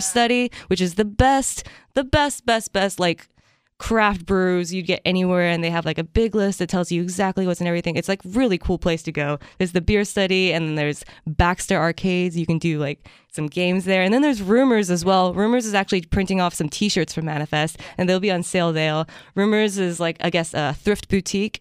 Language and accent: English; Japan; moved away; I grew up in Japan